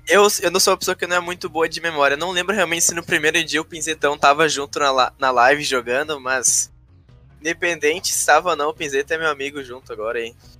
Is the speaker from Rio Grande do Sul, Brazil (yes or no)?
yes; Rio Grande do Sul, Brazil; sou do Rio Grande do Sul, tenho 19 anos.